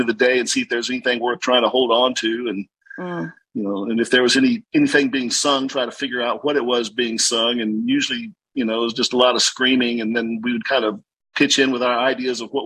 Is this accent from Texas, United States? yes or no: yes; San Antonio, Texas, United States; now in Austin, United States; I grew up in San Antonio, and then couldn't wait to get out of San Antonio